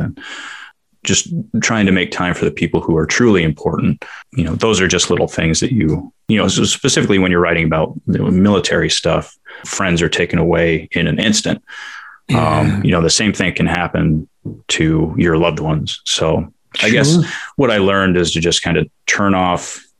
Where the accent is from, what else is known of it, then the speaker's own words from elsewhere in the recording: New York City, New York, United States; moved away as an adult; also born or lived in El Paso; now in Seattle, United States; I grew up in New York